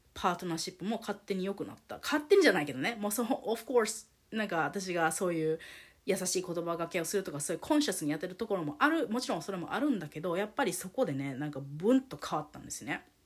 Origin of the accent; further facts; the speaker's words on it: Japan; moved away as an adult; also born or lived in United States; 日本で生まれ育った日本人としてアメリカに行って付き合ってたから